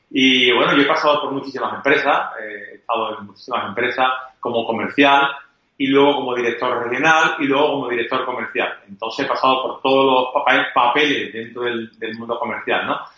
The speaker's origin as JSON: {"language": "Spanish", "region": "Andalusia", "country": "Spain", "said": "Eh, parece que no, andaluces, ¿eh? Somos andaluces eh, y sin embargo estamos posicionados en los primeros lugares del mundo."}